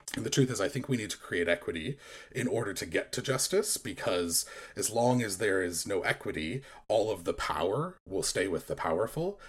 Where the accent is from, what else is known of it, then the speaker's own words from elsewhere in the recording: United States; growing up in American Christian culture